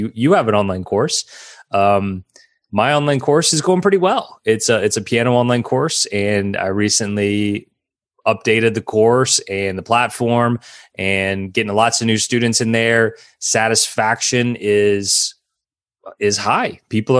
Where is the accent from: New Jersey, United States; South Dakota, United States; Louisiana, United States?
Louisiana, United States; New Orleans; I was born and raised in New Orleans, which is the Big Easy.